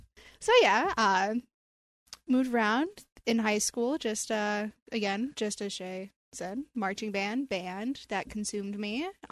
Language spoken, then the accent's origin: English; the South, United States; now in New York, United States; I am not born in New York.